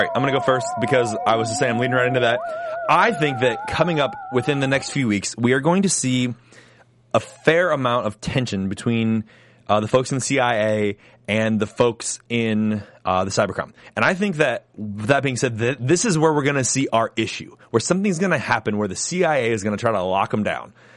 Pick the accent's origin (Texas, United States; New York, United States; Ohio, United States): Ohio, United States; from Dayton, Ohio, my hometown, Ohio